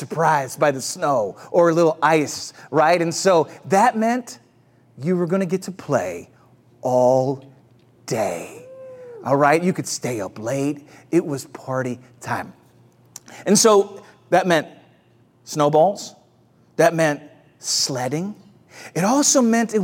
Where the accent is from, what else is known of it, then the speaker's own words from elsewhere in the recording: St. Louis, Missouri, United States; moved away; Growing up in the Midwest